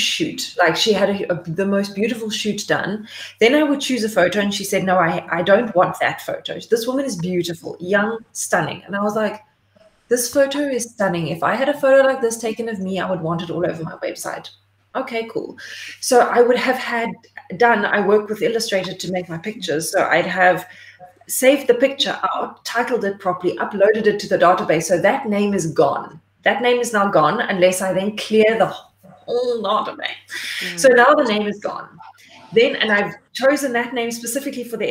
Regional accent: Port Elizabeth, Eastern Cape, South Africa; moved away as an adult; PE is my hometown

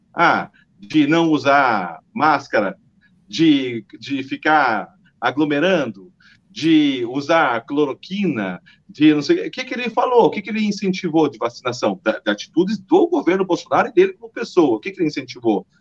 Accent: Paraná, Brazil; Eu sou paranaense

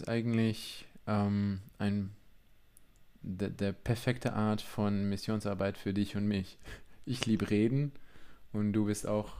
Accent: Vianen, Utrecht, Netherlands; German is a second language; moved away as an adult; now in Friedrichsdorf, Germany; ich bin eigentlich Holländer, mhm. ein richtiger Holländer aus Südholland. Ähm, Damals gehörte Vianen zu Südholland, aber gut, das Utrecht-Bereich

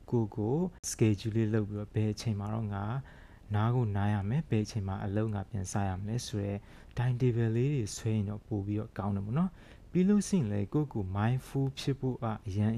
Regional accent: Myanmar

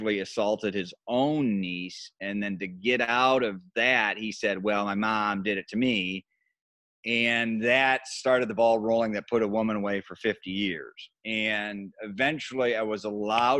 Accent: Grand Rapids, Michigan, United States; moved away as an adult; now in Chicago, United States; I was at the powerhouse station in my hometown, which was Wood TV, it's Wood. Grand Rapids was known as Furniture City

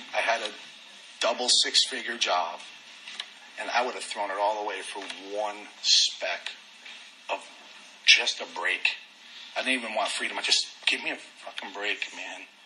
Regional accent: New York City, New York, United States; moved away; also born or lived in Dallas, Texas / Corpus Christi, Texas; I lived up in Queens, New York

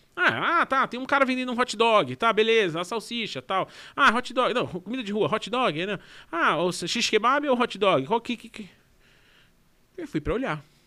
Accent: Brazil; eu sou do Brasil

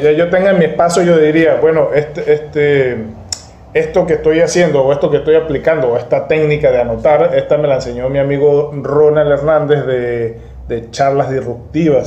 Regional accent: Mérida, Venezuela; now in Margarita Island, Venezuela; en Mérida, donde está mi familia, yo soy de Mérida.

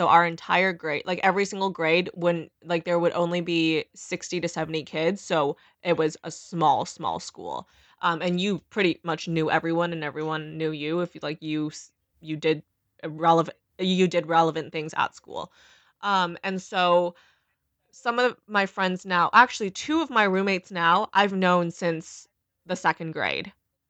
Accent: Beaumont, Texas, United States; So I think doing freshman year in Beaumont, which is my hometown, essentially, that was where I was born. Very hillbilly, very ratchet, honestly.

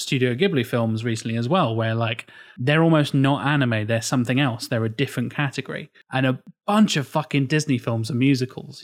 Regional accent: England, United Kingdom; I'm English.

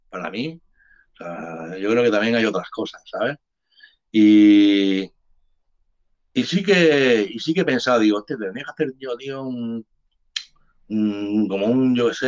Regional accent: Jerez de la Frontera, Andalusia, Spain; born there; porque yo soy, yo soy nacido en Jerez de las Frontera, entonces son mis colegas también, ¿sabes?

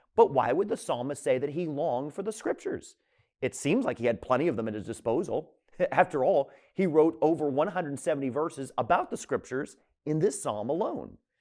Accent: Tampa, Florida, United States; moved away as an adult; now in New England, United States; I was born and raised in Tampa, Florida

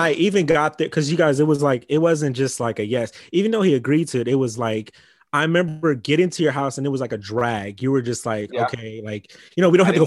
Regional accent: Los Angeles, California, United States; I'm from Crenshaw. So, and I'm biracial. I was raised in a Black household

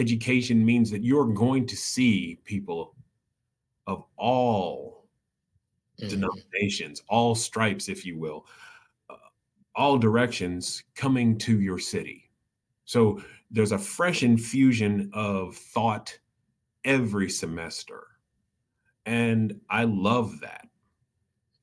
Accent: Iowa City, Iowa, United States; growing up in Iowa City

